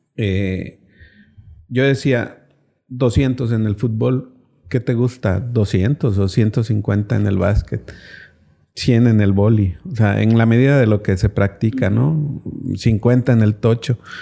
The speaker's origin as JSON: {"language": "Spanish", "town": "Cintalapa", "region": "Chiapas", "country": "Mexico"}